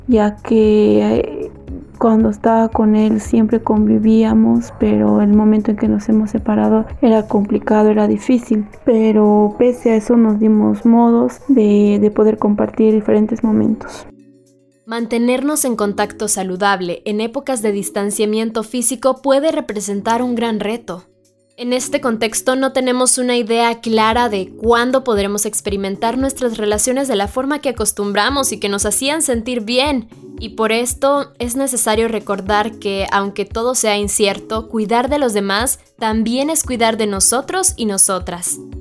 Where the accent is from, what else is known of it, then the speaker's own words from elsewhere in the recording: El Salvador; soy del Salvador